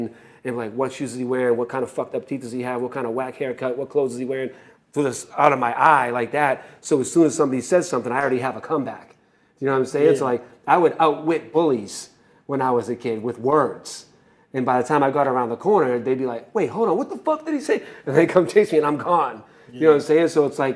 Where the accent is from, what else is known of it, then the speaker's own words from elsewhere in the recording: Boston, Massachusetts, United States; Started as a kid in Boston